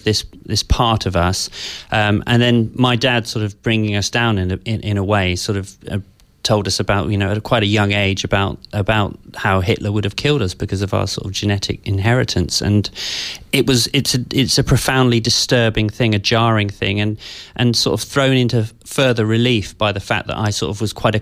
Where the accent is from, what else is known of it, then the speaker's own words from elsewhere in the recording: Devon, West Country, South West England, United Kingdom; also born or lived in London; from the age of seven onwards, I grew up in the West Country in, kind of quite a rural environment.